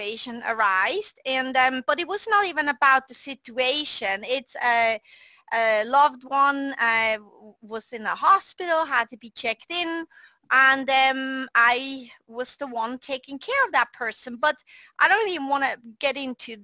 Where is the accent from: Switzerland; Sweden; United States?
Switzerland; moved away; I was a redhead girl growing up in Switzerland, Europe